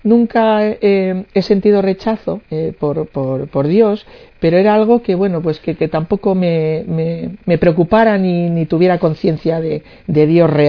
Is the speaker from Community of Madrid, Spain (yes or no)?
yes; Madrid, Community of Madrid, Spain; De Madrid vengo.